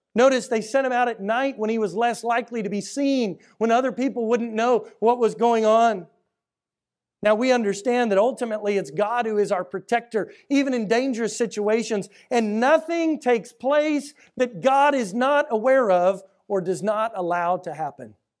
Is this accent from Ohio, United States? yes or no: no; Houston, Texas, United States; I grew up here in Houston in the 80s and 90s